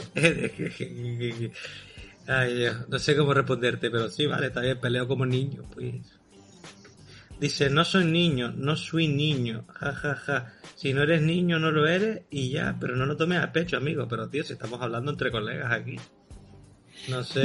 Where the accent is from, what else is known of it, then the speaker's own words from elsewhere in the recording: Las Palmas de Gran Canaria, Canary Islands, Spain; Yo soy de las Palmas de Gran Canaria